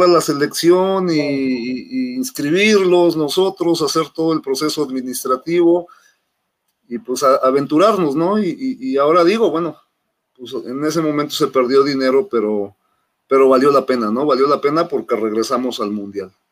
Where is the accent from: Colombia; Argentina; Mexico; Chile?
Mexico; Mexico City; moved away as an adult; now in Monterrey, Mexico; soy originario de la Ciudad de México, de Xochimilco, más ya tengo 23 años, en 22, 23 años en Monterrey, radicando en Monterrey